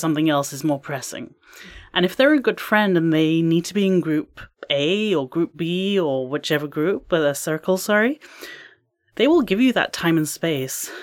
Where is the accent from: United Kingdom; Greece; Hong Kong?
United Kingdom; England; now in Canada; I am from England